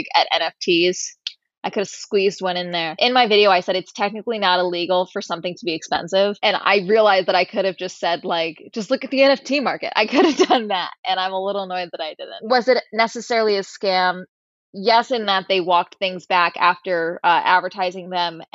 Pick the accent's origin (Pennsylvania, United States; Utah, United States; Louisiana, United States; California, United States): California, United States; Tustin; now in Los Angeles, United States; my hometown of Tustin outside